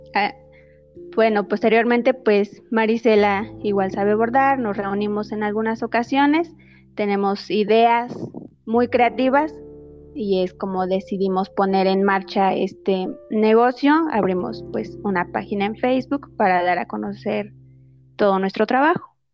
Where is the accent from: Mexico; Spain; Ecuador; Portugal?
Mexico; Ixmiquilpan, Hidalgo; soy originaria de Ixmiquilpan, de la comunidad de San Nicolás.